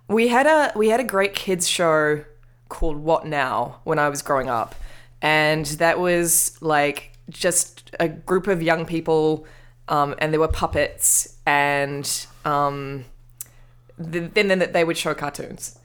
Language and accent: English; Wellington, New Zealand; moved away; I'm from Wellington